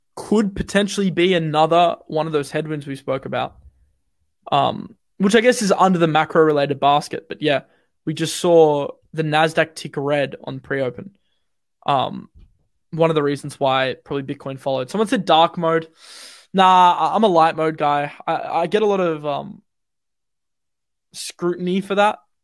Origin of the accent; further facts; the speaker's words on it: Australia; Bloody, bloody Aussie